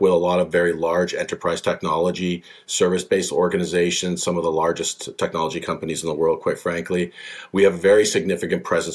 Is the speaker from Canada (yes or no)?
yes; British Columbia, Canada; born and raised in British Columbia, one of the most beautiful places in Canada, fantastic place to grow up.